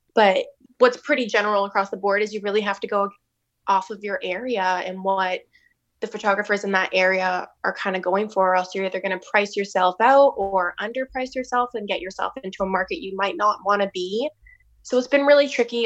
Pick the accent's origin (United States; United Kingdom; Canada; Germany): Canada; Hamilton, Ontario; moved away as an adult; now in St. Thomas, Canada; I'm not from Saint Thomas. I'm from Hamilton.